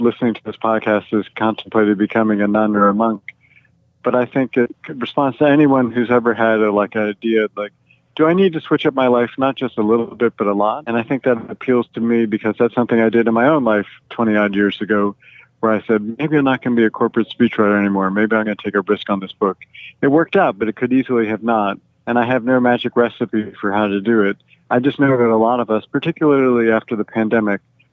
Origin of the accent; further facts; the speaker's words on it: Los Angeles, California, United States; moved away as an adult; also born or lived in Wisconsin; now in Milwaukee, United States; I grew up in Los Angeles